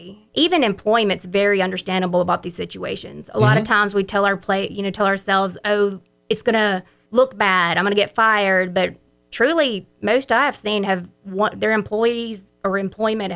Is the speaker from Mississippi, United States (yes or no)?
yes; Brookhaven, Mississippi, United States; also born or lived in San Antonio, Texas; I'm from Brookhaven, Mississippi, where I was raised all my life up until I went off to college